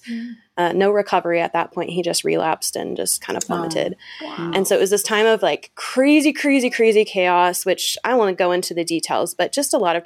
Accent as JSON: {"language": "English", "region": "Michigan", "country": "United States", "moved": "yes", "lives_now": "Utah, United States", "said": "I'm actually originally from Michigan. I live in Utah now, but originally one of those Midwesterners"}